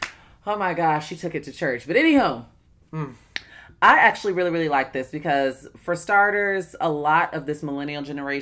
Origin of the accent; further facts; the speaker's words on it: United States; well, I'm going to say Black American. I don't identify. Listen, I'm not I'm not Raven Simone, but I am Black American.